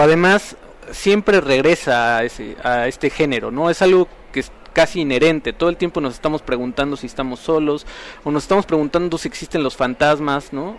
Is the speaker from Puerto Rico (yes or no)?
no; Cuernavaca, Morelos, Mexico; yo soy de Cuernavaca